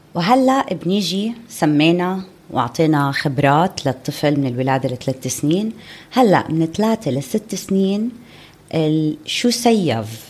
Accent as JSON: {"language": "Arabic", "region": "Amman Governorate", "country": "Jordan", "said": "عندنا بعمان"}